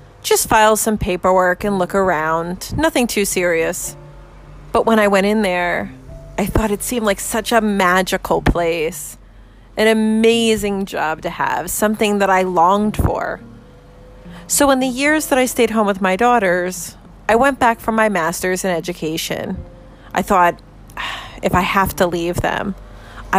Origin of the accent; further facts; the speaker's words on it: New Jersey, United States; I'm from New Jersey. In New Jersey, we're union strong.